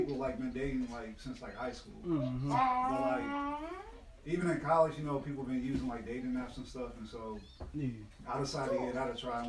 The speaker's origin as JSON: {"language": "English", "town": "Rockford", "region": "Illinois", "country": "United States", "tie": "born or raised there", "said": "I'm from Rockford. That's where, like, I was born."}